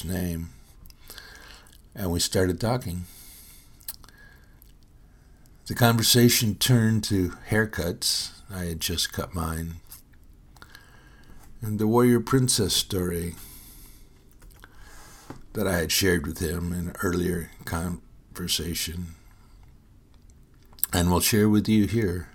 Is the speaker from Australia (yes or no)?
no; Fowlerville, Michigan, United States; moved away as an adult; also born or lived in Howell, Michigan; now in San Antonio, United States; I was born on September 26, 1950, at 6 a.m. in the Howell Hospital in Howell, Michigan, 8 miles down the road from the small farming town of Fowlerville, where my family lived